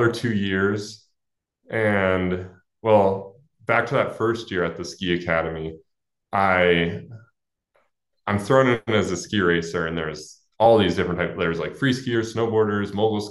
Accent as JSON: {"language": "English", "town": "Alamo", "region": "California", "country": "United States", "tie": "born or raised there", "said": "I grew up in Alamo, California, which is sort of near San Francisco"}